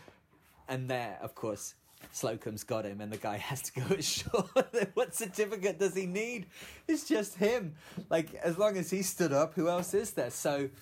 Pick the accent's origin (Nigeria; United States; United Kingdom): United Kingdom; as a Brit